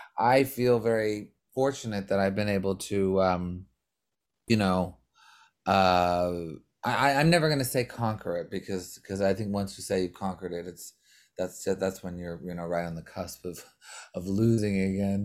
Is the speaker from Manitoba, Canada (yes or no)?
no; Montreal, Quebec, Canada; we're all from Montreal